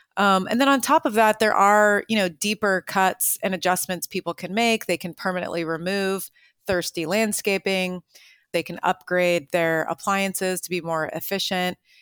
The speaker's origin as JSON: {"language": "English", "area": "Marin County", "region": "California", "country": "United States", "tie": "born or raised there", "said": "here in my hometown of Marin County"}